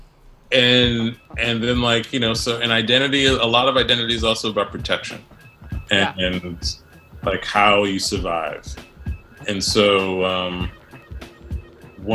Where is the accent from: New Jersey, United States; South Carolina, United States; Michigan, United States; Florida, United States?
New Jersey, United States; Scotch Plains; now in New York City, United States; I grew up in this town, Scotch Plains, that was, it's, like, a working class, like, white Italian neighborhood.